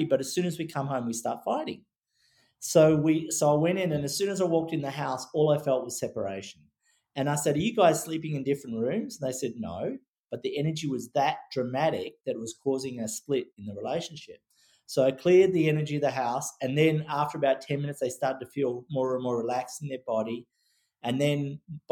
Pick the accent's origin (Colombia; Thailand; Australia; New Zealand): Australia; growing up in Australia